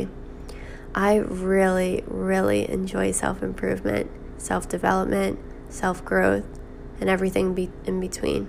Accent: New York, United States; now in Boston, United States; I'm currently 21 years old, living in Boston, but I'm originally from New York

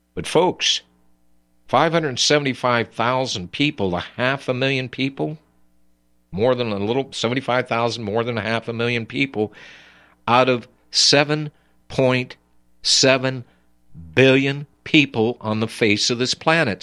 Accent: United States; I'm an American. Here we speak English

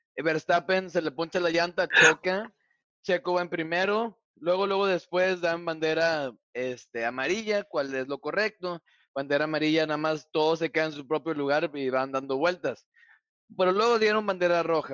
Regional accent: Mexico; como un mexicano

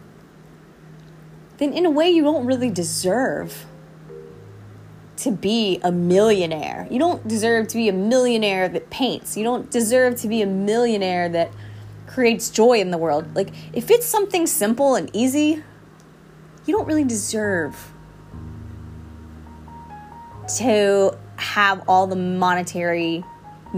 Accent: Southeast, United States; I was brought up in the Southeast in the USA

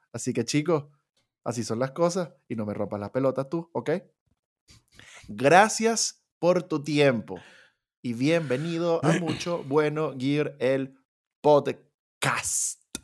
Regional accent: Venezuela; como somos un par de venecos que venimos de la tierra de Simón Bolívar

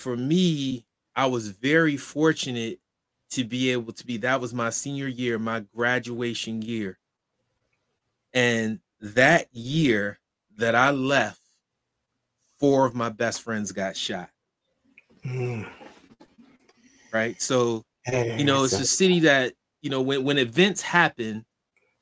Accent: Rochester, New York, United States; I was born and raised in Rochester

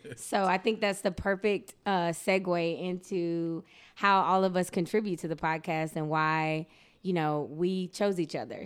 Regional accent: South Georgia, United States; also born or lived in Great Britain; I'm from South Georgia

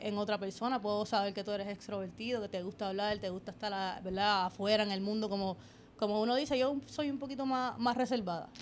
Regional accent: Toa Baja, Puerto Rico; Yo soy de Sabana Seca, toda Baja

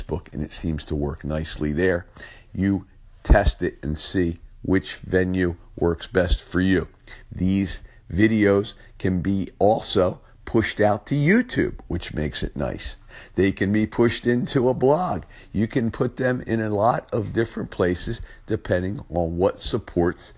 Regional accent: Philadelphia, Pennsylvania, United States; accent: South Philly; my South Philly accent

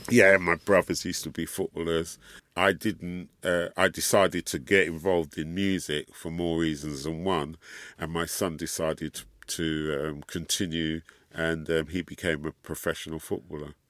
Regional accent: London, United Kingdom; And we grew up in London, and here in the U K

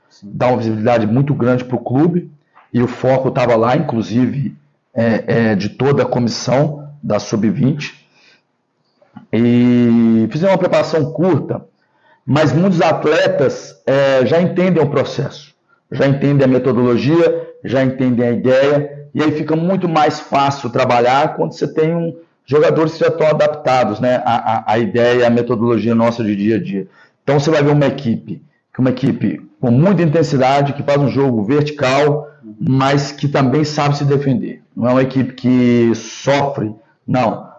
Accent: Belo Horizonte, Minas Gerais, Brazil; moved away as an adult; now in São Paulo, Brazil; eu sou natural de Belo Horizonte, moro em São Paulo.

